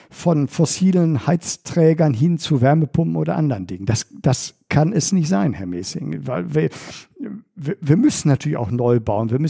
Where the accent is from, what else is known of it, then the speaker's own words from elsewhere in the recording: Bochum, North Rhine-Westphalia, Germany; meiner Heimatstadt Bochum